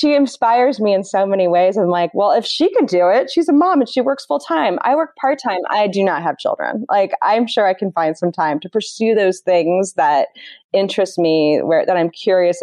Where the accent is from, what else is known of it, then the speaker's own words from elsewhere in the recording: Indianapolis, Indiana, United States; now in Northern California, United States; I grew up in the Midwest